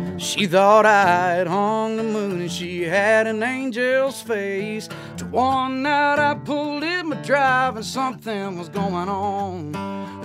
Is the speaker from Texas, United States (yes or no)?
yes; Sebastopol, Texas, United States; I grew up on Lake Livingston in Sebastopol, Texas, which is about 30 minutes from Huntsville